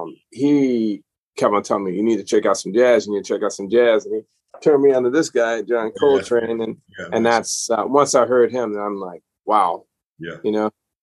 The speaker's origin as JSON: {"language": "English", "town": "New Orleans", "region": "Louisiana", "country": "United States", "said": "I'm from New Orleans originally, but I've lived all over the place because my dad's profession moved us around a lot."}